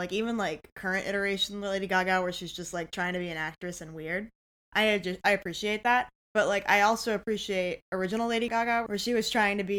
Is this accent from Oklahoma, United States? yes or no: yes; Oklahoma, United States; I'm from Oklahoma